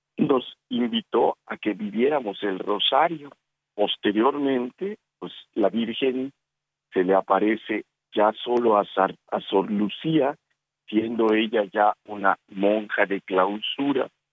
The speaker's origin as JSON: {"language": "Spanish", "region": "Yucatán", "country": "Mexico", "said": "mi tierra, en Yucatán, México"}